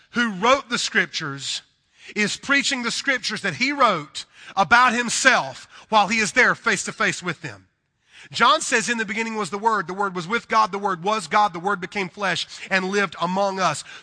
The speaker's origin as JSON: {"language": "English", "region": "the South", "country": "United States", "accent": "southern", "said": "Now, listen, I'm a southern boy. Um, you can probably tell by my accent. I am from the deep south, and I love the south."}